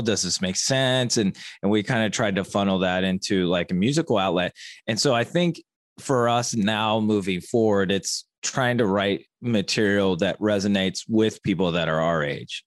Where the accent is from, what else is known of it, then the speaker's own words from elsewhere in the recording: Dayton, Ohio, United States; i was born and raised in dayton ohio